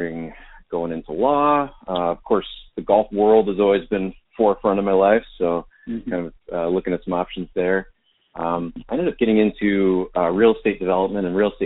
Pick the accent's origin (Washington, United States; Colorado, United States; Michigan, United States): Washington, United States; the Northwest; also born or lived in California; Growing up in the Northwest, I love it here